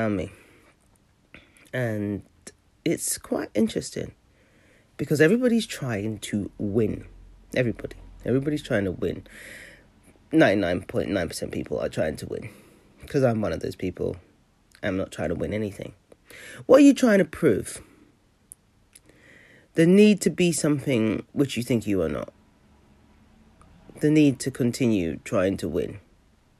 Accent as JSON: {"language": "English", "region": "London", "country": "United Kingdom", "tie": "born or raised there", "moved": "yes", "said": "I grew up in South London and I don't live there anymore"}